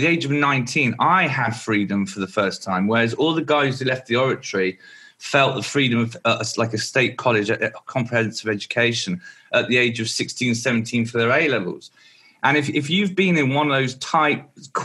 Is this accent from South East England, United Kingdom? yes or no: yes; Martin, South East England, United Kingdom; also born or lived in Maidenhead / Fordingbridge; In the 80s, I lived in a village called Martin near Salisbury